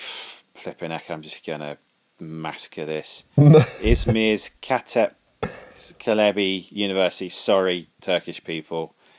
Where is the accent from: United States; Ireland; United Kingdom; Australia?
Ireland; We can do this because I'm Irish, so suck it.